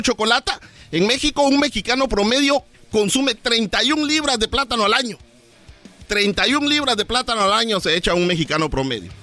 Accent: Morales, Izabal, Guatemala; moved away; Bananera, Morales y Zabal, Guatemala, de donde vengo yo

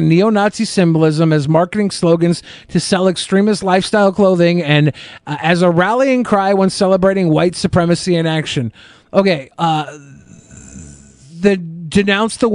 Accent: United States; Our culture in America is consumers all the way

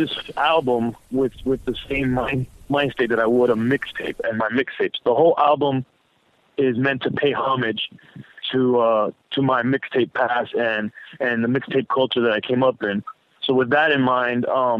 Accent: Miami, Florida, United States; I was from Miami

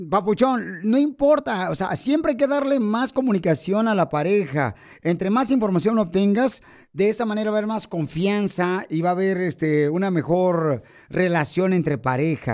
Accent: Ocotlán, Jalisco, Mexico; moved away; also born or lived in Italy; Yo soy de Ocotlán, aunque primeramente nací en Italia

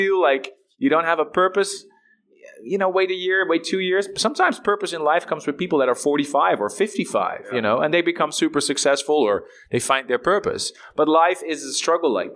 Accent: Netherlands; I'm from Holland

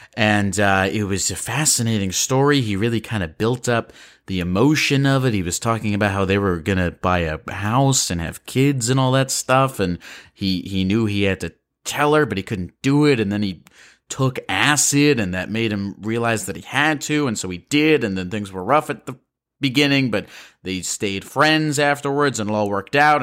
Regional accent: Baltimore, Maryland, United States; my hometown of Baltimore, Maryland

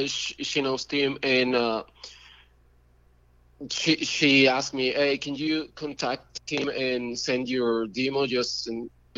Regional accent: Mexico City, Mexico; Yes. I'm from Mexico City.

